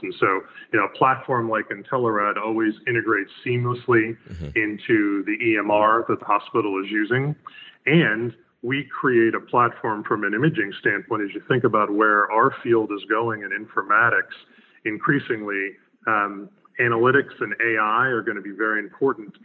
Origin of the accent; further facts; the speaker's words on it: Raleigh, North Carolina, United States; my hometown of Raleigh, North Carolina